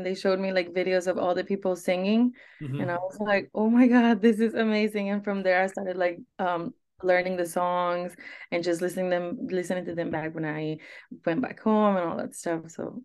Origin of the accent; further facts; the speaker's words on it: Guadalajara, Jalisco, Mexico; also born or lived in Monterrey; We always lived in Guadalajara at that point. So I moved from Monterrey to Guadalajara when I was 3